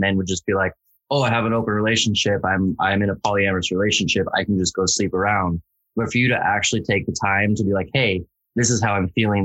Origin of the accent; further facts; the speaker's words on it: the South, United States; I'm from the South.